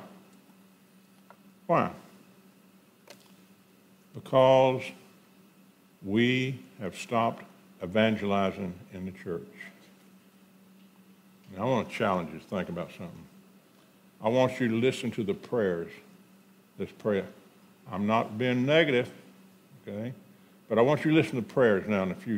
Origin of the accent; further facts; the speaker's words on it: Houston, Texas, United States; also born or lived in Conroe, Texas; when I was 12, we moved from Houston, Texas to Conroe, Texas